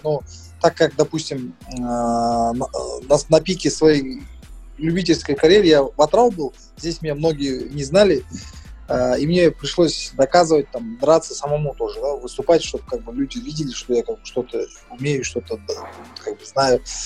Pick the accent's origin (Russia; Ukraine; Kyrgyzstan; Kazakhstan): Kazakhstan; Kulsary, Atyrau Region; also born or lived in Mangystau Region; now in Aktau, Kazakhstan; Я сам родился здесь, в Мангистауской области. А, но вырос в городе Курсары Атравской области